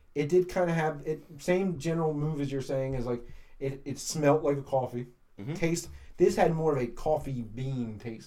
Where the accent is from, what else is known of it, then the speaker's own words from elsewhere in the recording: Philadelphia, Pennsylvania, United States; as a Philadelphian